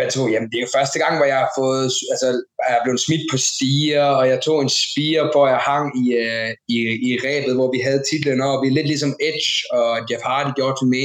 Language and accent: Danish; Randers, Central Denmark Region, Denmark; det var for en fuld remissen i Randers, begge to, altså min hjemby, hans hjemby.